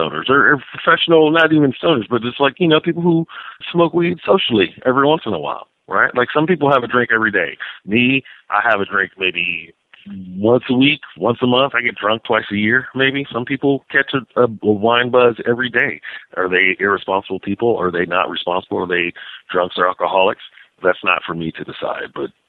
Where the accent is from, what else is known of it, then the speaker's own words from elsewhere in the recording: California, United States; And I say I know I'm from Northern California because I will smoke marijuana around children